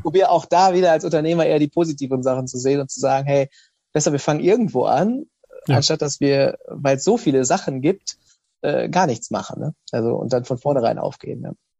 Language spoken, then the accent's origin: German; Osnabrück, Lower Saxony, Germany; ich bin in Osnabrück aufgewachsen, habe ihr Abitur gemacht